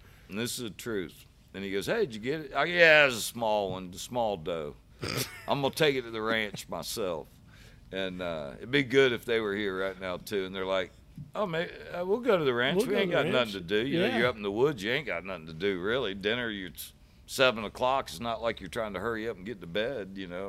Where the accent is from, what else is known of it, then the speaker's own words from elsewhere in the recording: St. Petersburg, Florida, United States; I'm from St. Pete. I'm out here in Kissimmee.